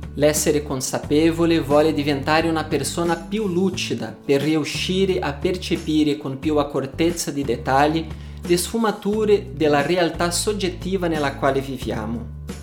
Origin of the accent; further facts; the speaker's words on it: Brazil; Italian is a second language; also born or lived in Paris, France; now in Italy; sono brasiliano O vissuto a Parigi per dieci anni prima di trasferirmi in Italia, dove vivo da quasi un anno